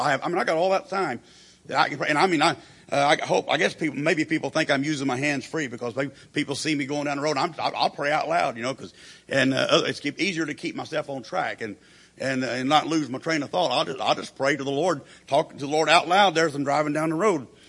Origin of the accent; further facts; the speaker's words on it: Perry, Oklahoma, United States; the church that I grew up in there in Perry, Oklahoma